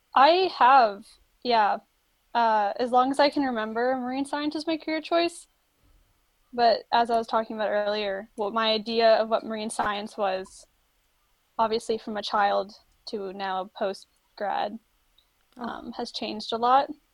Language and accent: English; Florida, United States; moved away; also born or lived in Maryland; I grew up in Florida. I went to the beach a lot, was always around water. And then when I moved to Maryland